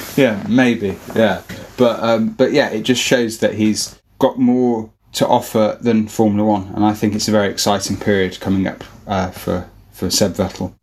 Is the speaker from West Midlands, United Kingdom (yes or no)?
yes; Birmingham, West Midlands, United Kingdom; We're all from Birmingham